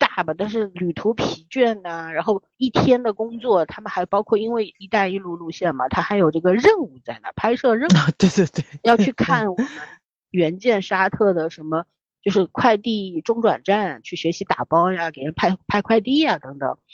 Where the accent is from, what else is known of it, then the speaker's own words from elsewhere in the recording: China; 我们中国人